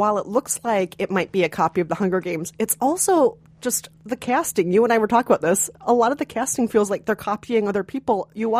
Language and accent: English; Minnesota, United States; I said, I understand that. I'm from Minnesota.